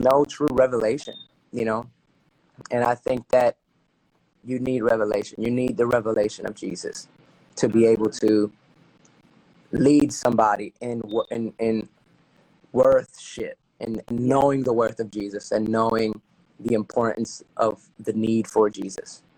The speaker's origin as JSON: {"language": "English", "town": "Newark", "region": "New Jersey", "country": "United States", "tie": "born or raised there", "also_born_or_lived": "Belleville, New Jersey", "accent": "Dominican", "said": "I was born and raised in Newark, New Jersey"}